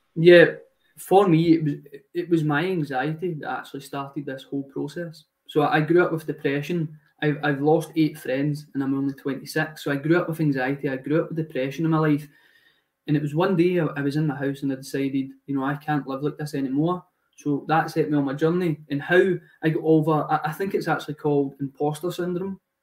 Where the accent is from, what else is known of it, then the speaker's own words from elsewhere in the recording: Glasgow, Scotland, United Kingdom; moved away; I am 26 at the moment, and I'm from Glasgow